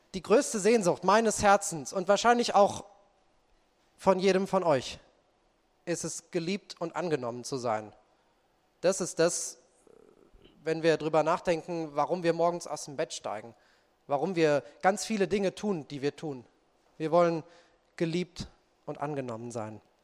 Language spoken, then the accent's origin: German; Marburg, Hesse, Germany; Unsere Mutter ist dann mit uns äh, nach Marburg umgezogen